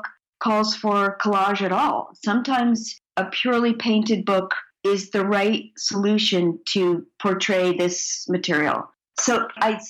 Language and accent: English; New Jersey, United States; I grew up in New Jersey, where we were on our bicycles all day and played kick the can at night